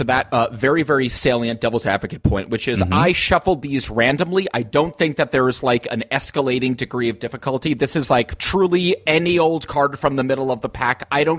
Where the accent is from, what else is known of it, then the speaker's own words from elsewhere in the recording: United States; Yeah, I think as an American